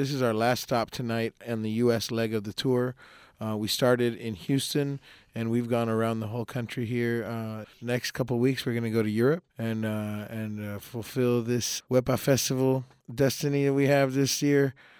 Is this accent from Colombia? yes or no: yes; Colombia; moved away as an adult; also born or lived in Miami, United States; now in Austin, United States; I'm a Colombian person. I was born in Miami, but I was raised in Colombia. And then when I graduated high school, I came to the States to study jazz and then started traveling. And I've lived in a lot of places.